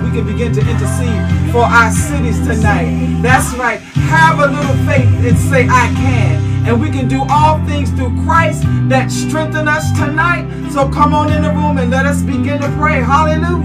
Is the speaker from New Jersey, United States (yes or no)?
yes; North New Jersey, United States; now in Stroudsburg, United States; I'm calling out North New Jersey, my hometown